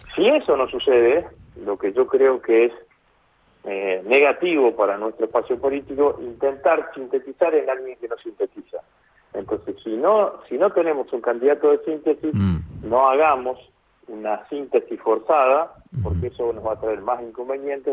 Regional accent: Rosario, Santa Fe, Argentina; como rosarino

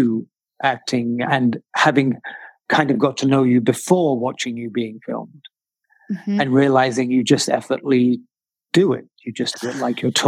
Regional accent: United Kingdom; I'm British

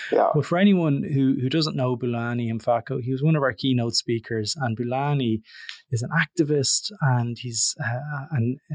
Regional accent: Ireland; As an Irish person, I am extremely embarrassed that this scheme is still in existence.

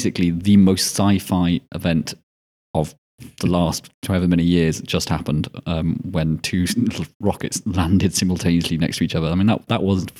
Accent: Scotland, United Kingdom; Yeah, apparently I'm not Scottish enough.

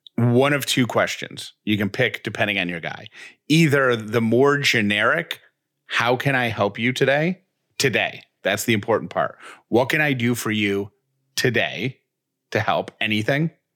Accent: Syracuse, New York, United States; I grew up in Syracuse.

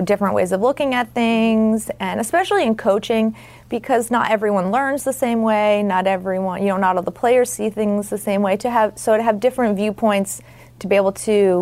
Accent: Syracuse, New York, United States; I grew up just outside Syracuse, New York

